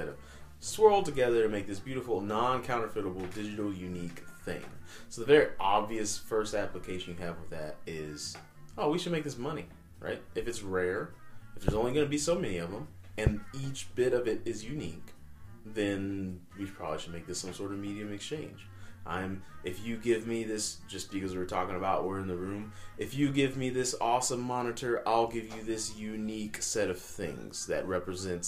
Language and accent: English; United States; We're American